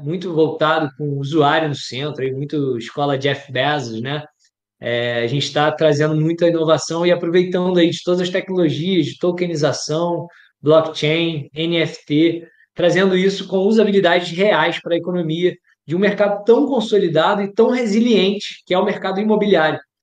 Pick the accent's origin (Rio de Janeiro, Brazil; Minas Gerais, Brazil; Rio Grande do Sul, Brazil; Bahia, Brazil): Rio de Janeiro, Brazil; eu sou natural do Rio de Janeiro